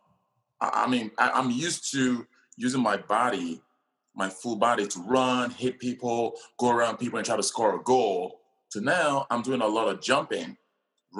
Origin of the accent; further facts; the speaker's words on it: Nigeria; now in United States; I was born in Nigeria, like you mentioned, and growing up one of 9 kids